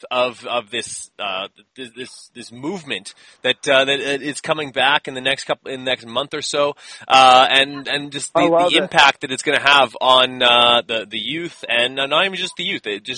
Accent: Canada; I'm from Canada, and we only started getting live Supercrosses in 2009

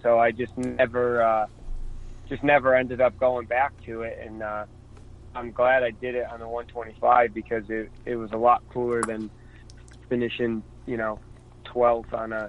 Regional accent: Connecticut, United States; I'm from Connecticut

